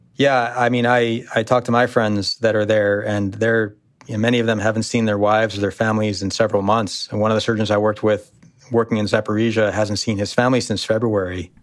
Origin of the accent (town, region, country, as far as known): United States; born or raised there; also born or lived in Syria (ancestry)